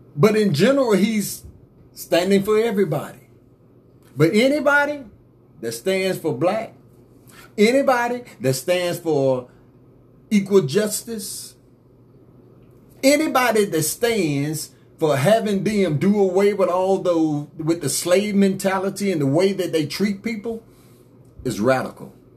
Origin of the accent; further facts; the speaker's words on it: United States; I'm from America too.